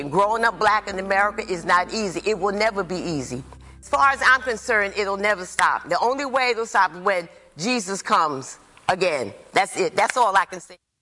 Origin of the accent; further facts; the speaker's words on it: New York, United States; also born or lived in North Carolina; I was born in New York. I was raised in the projects in Harlem